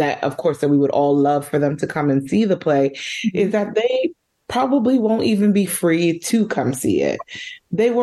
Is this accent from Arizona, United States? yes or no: no; New York City, New York, United States; I'm born and raised in New York, in Uptown Manhattan. I grew up in Washington Heights, but I live in Harlem now